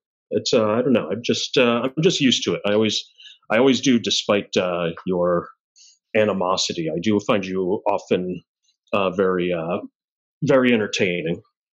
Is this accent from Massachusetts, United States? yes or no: yes; Boston, Massachusetts, United States; I grew up in Southie